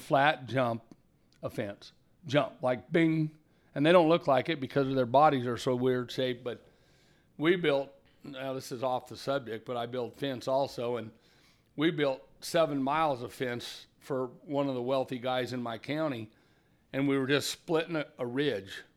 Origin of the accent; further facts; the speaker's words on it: Carmel Valley, California, United States; also born or lived in Redding, California / Red Bluff, California; I was a displaced hippie from Carmel Valley when I was thirteen